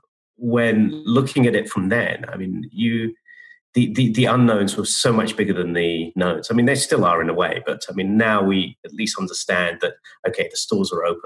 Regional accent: United Kingdom; moved away as an adult; now in United States; I've been in the States for 20 years now. I came in 2000. And being a Brit

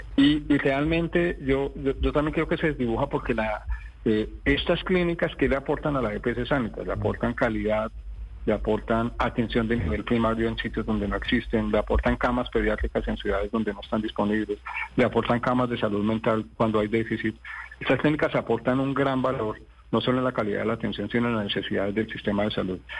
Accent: Colombia

